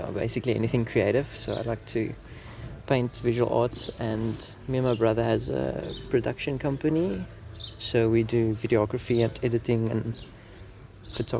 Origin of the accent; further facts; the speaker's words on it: Bloemfontein, Free State, South Africa; moved away as an adult; also born or lived in Mossel Bay; I grew up in Bloemfontein, which is like the smallest free state city ever